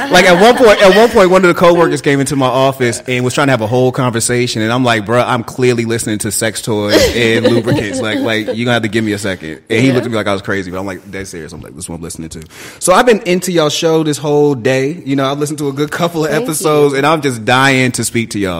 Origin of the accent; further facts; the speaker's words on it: Boston, Massachusetts, United States; growing up, I'm from Boston. Growing up, I remember when we had Chinatown, and there was this place called the Combat Zone.